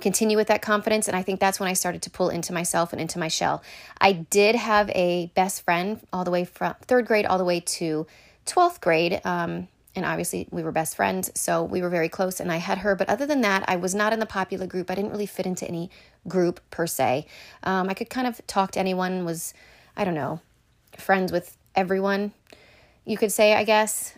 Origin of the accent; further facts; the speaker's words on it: Shippensburg, Pennsylvania, United States; also born or lived in Connecticut; I am originally from Connecticut. and I moved to Pennsylvania in third grade because my mom was originally from Pennsylvania. So we moved to Shippensburg when I was in third grade